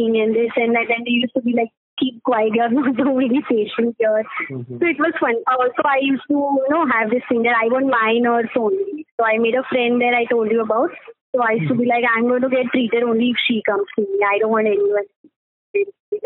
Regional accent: Mumbai, Maharashtra, India; I'm from Mumbai and particularly Mulund

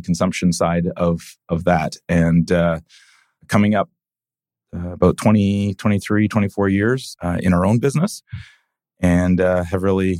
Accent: Vancouver, British Columbia, Canada; not born in Vancouver, but, you know, came here before I can remember. And so I consider myself born and raised in Vancouver. Went to UBC, met my wife there, and made my home here in Vancouver

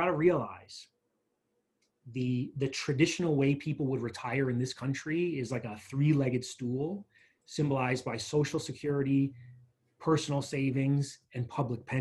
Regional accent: New York, United States; now in Tucson, United States; growing up in New York and kind of living different places

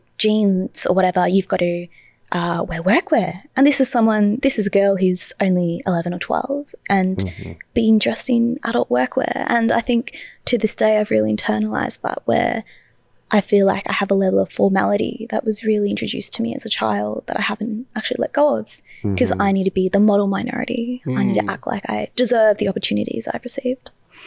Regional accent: Hoppers Crossing, Victoria, Australia; first language English; also born or lived in Brunswick, Melbourne / Balwyn, Melbourne / Box Hill, Melbourne; I grew up in Hoppers Crossing

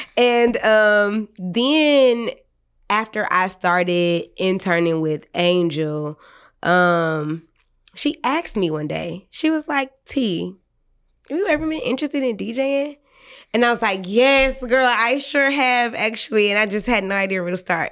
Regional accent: Detroit, Michigan, United States; I'm from the West Side

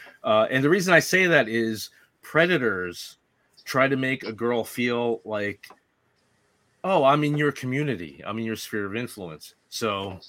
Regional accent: Northeast, United States; I don't know if it's because I'm from the Northeast.

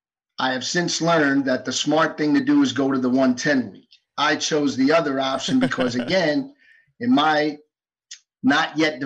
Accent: New York City, New York, United States; also born or lived in Valdosta, Georgia; I was born and raised in New York City. Grew up in Manhattan, rode the subway to school every day. I mean, didn't own a car till I was 24. Yeah, I mean, I grew up in as urban an urban environment as you can get.

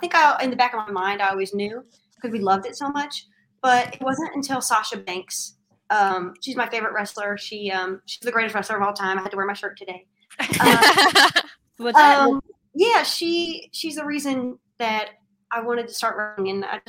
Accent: Kentucky, United States; we're from Kentucky and we're looking up flights to LA.

